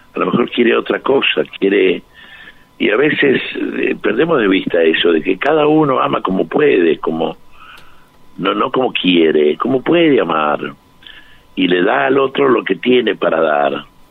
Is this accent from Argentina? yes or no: yes; Argentina; somos argentinos todos